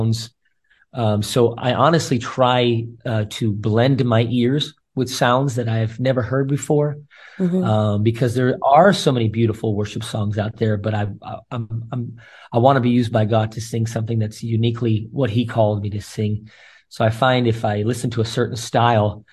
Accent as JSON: {"language": "English", "country": "United States", "moved": "as an adult", "lives_now": "Israel", "said": "even though I'm from America, I'm so proud to be American Israeli"}